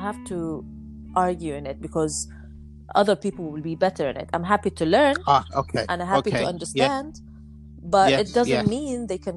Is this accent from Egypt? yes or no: yes; Egypt; I come from Egypt